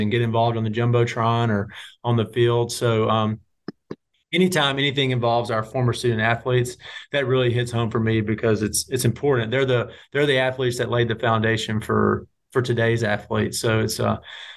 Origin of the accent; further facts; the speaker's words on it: Clarksdale, Mississippi, United States; growing up in Clarksdale, a big part of my life was my grandfather bringing me to Ole Miss for a game